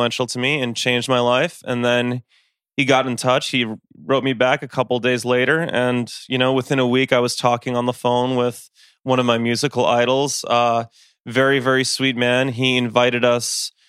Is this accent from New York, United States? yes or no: yes; Westchester, New York, United States; I grew up in Westchester, New York